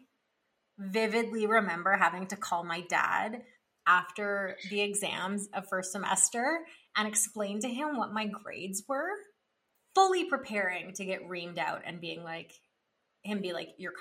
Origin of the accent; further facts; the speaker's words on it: Ottawa, Ontario, Canada; I grew up in Ottawa, and so it's in Ontario.